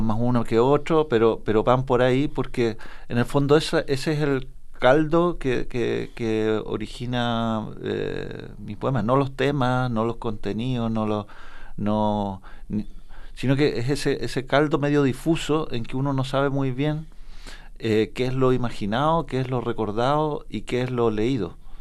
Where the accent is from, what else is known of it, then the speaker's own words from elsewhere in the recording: Temuco, Araucanía, Chile; nunca salí del, del, horroroso Temuco ni del habla de mi colegio